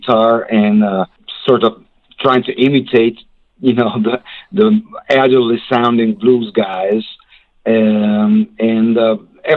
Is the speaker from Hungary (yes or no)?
yes; Hungary; English is a second language; moved away as an adult; also born or lived in Memphis, United States; now in United States